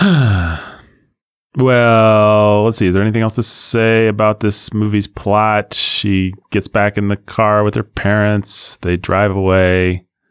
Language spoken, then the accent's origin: English; United States; as an American